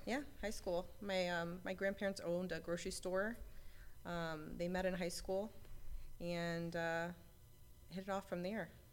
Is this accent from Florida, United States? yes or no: yes; Tampa, Florida, United States; I grew up in Tampa, Florida, in Ybor City area